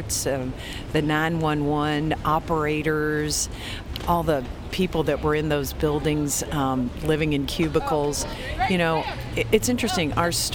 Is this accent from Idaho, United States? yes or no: no; Kentucky, United States; growing up in Kentucky and in the family that I grew up